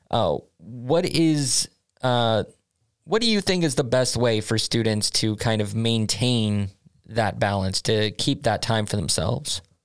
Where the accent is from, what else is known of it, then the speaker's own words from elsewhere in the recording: United States; now in Sweden; as an American